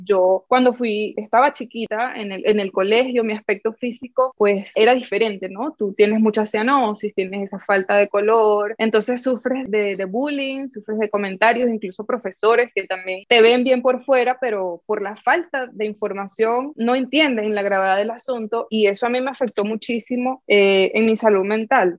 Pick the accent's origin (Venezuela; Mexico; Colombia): Venezuela; Amazonas; moved away as an adult; also born or lived in Argentina; yo soy de Amazonas, Venezuela, es un pueblo muy chiquito